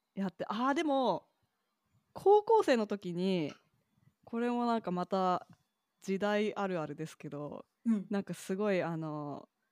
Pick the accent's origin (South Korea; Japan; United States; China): United States; Kentucky; moved away; 私、ケンタッキー州出身